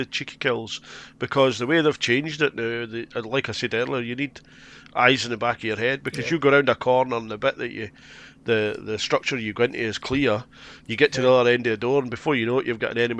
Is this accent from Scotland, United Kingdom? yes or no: yes; Scotland, United Kingdom; now in Yorkshire, United Kingdom; I'm Scottish and I now lived in Yorkshire.